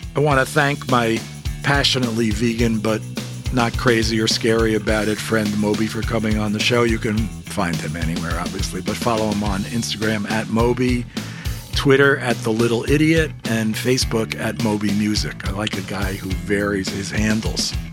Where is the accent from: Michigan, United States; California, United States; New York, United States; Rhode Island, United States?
New York, United States; I grew up in New York